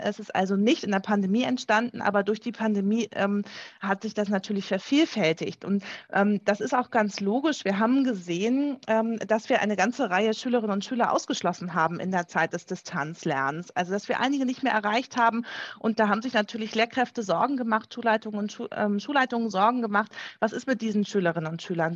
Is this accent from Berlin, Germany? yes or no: no; Schleswig-Holstein, Germany; bei uns in Schleswig-Holstein